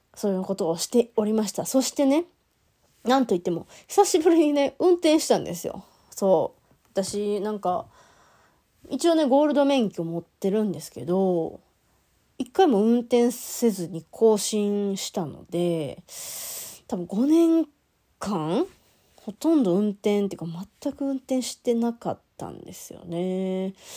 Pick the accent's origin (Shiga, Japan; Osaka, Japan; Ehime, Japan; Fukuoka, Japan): Shiga, Japan; Hino; moved away; 私日野町出身